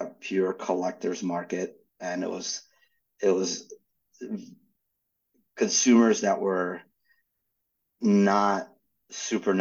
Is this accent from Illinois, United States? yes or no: no; Philadelphia, Pennsylvania, United States; also born or lived in Ukraine / New York / Atlanta; We grew up in Philadelphia, and I was living in New York